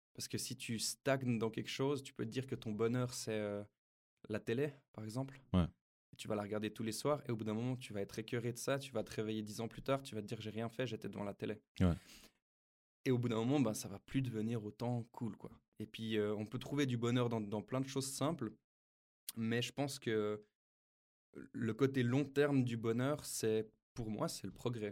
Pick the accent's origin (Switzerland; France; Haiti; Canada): Switzerland; chez nous en Suisse